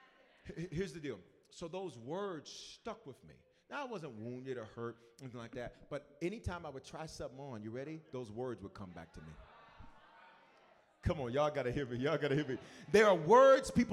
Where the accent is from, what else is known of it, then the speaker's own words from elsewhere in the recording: Memphis, Tennessee, United States; moved away; I was born in different, raised in Memphis. I was raised in the South